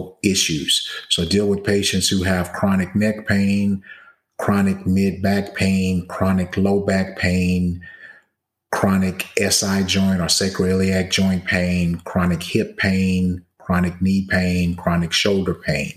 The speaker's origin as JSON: {"language": "English", "town": "Baton Rouge", "region": "Louisiana", "country": "United States", "also_born_or_lived": "Atlanta, Georgia / Nashville, Tennessee / New Orleans, Louisiana / Philadelphia, Pennsylvania", "moved": "as an adult", "lives_now": "Dallas-Fort Worth, United States", "said": "Originally, I'm from Baton Rouge, Louisiana"}